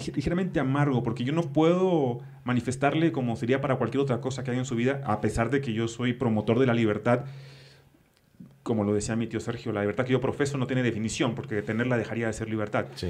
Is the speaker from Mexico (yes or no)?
yes; northern Mexico, Mexico; now in Mexico City, Mexico; cuando llegué a la Ciudad de México como, como norteño